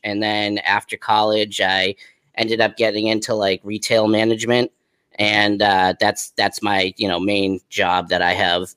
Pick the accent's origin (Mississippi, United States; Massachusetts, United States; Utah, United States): Massachusetts, United States; Whitman; also born or lived in Connecticut; grew up in Whitman, Massachusetts. I lived there my my whole life.